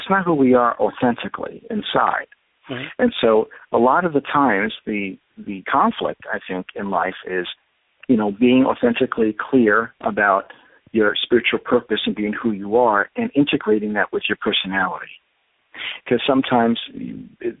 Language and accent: English; New York City, New York, United States; accent: New York; moved away; you probably can tell I'm a New Yorker from my accent